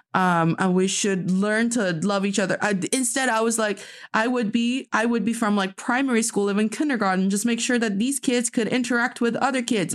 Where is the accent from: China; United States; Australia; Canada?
China; moved away; my hometown, like from Dongfei